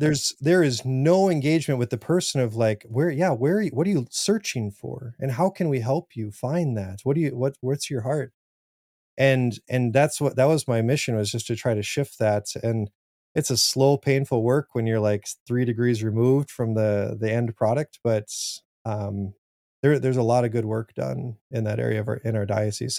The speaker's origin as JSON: {"language": "English", "region": "South Dakota", "country": "United States", "said": "I'm from South Dakota. Farming is huge."}